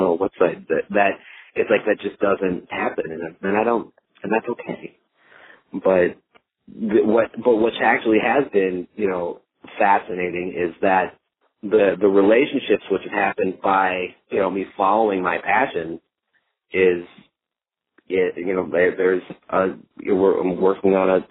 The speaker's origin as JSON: {"language": "English", "town": "Minneapolis", "region": "Minnesota", "country": "United States", "tie": "born or raised there", "also_born_or_lived": "Arkansas", "moved": "as an adult", "lives_now": "Dallas, United States", "said": "I grew up in the Twin Cities, Minneapolis area."}